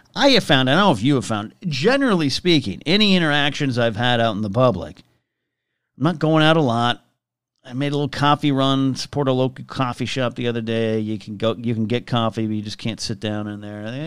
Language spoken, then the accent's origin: English; Arroyo Grande, California, United States; moved away; I went to an elementary school card, called Margaret Harlow Elementary, Royal Grande, California.